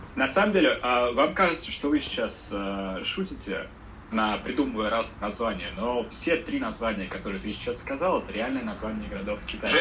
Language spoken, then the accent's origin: Russian; Russia; now in China; я русский